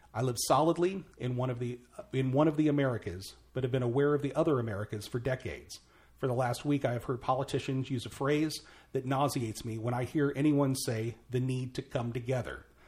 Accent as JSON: {"language": "English", "town": "Mount Vernon", "region": "Illinois", "country": "United States", "tie": "born or raised there", "said": "my hometown. uh, Mount Vernon, Illinois"}